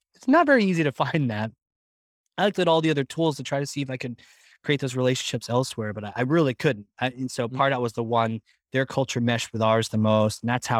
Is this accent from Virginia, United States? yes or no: yes; Virginia, United States; now in New Hampshire, United States